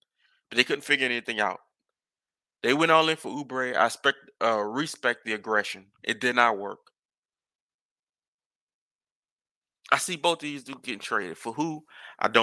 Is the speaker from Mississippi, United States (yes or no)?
no; New Orleans, Louisiana, United States; I grew up in New Orleans